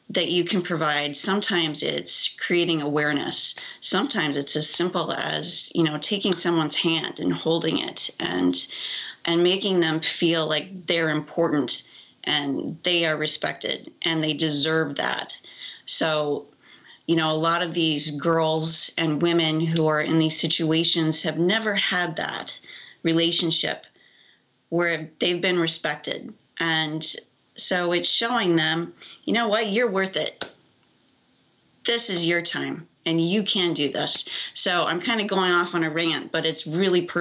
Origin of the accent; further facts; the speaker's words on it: Iowa, United States; I'm from Iowa